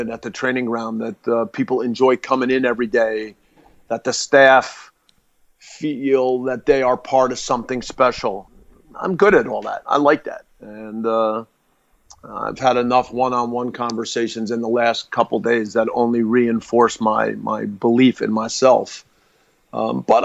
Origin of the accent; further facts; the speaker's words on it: United States; as an American